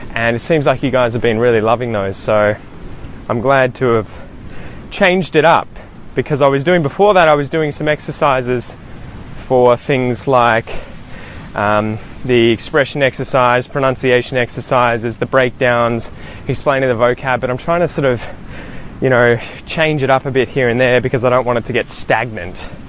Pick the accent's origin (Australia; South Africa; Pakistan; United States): Australia; first language English; as Australian as I am. I just grew up here as a kid